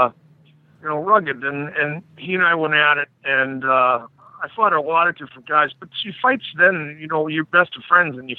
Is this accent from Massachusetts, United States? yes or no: yes; Boston, Massachusetts, United States; moved away as an adult; also born or lived in Quebec / Russia; I was from Dorchester, which is one of the toughest sections of Boston